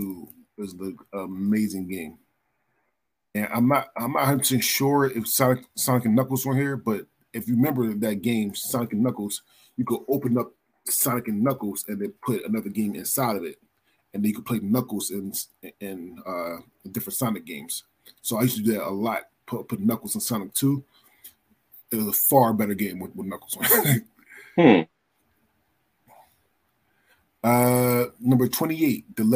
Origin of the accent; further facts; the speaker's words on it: Philadelphia, Pennsylvania, United States; now in Oregon, United States; I'm from Philadelphia, but I live in Oregon now